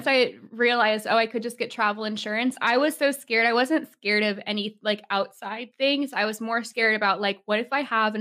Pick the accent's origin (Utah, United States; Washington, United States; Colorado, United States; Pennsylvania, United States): Washington, United States; Seattle; I grew up in Seattle